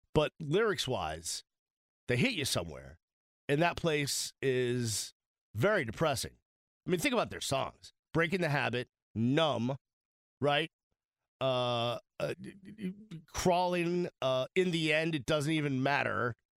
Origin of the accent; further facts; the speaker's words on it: Boston, Massachusetts, United States; I am from Boston